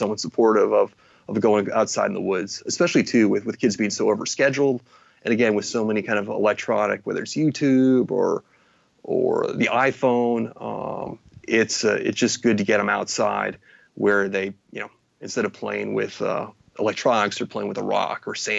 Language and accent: English; Midwest, United States; But I think growing up in the Midwest has given me my permanent level of excitement and stoke when it comes to the ocean, the mountains